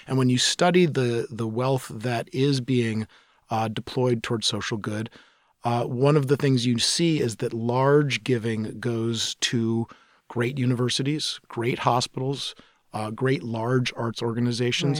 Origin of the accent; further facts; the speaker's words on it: New York City, New York, United States; now in Seattle, United States; I grew up in New York City at a time when New York was almost bankrupt